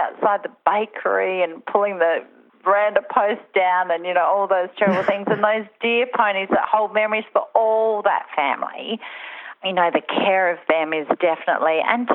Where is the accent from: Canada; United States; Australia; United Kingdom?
Australia; Mount Gambier, South Australia; also born or lived in Adelaide; we moved from Adelaide to Mount Gambier, Narra Court, which is only an hour away